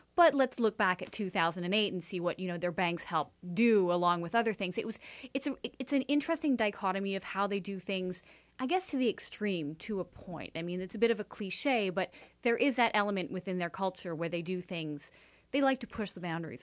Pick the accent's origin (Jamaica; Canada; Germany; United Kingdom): Canada; also born or lived in Washington, D.C.; Being a Canadian